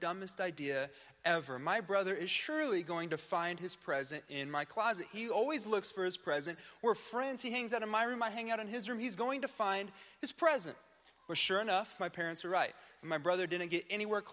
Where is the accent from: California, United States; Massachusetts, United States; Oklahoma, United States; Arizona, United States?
Oklahoma, United States; Tulsa; I'm from the Tulsa area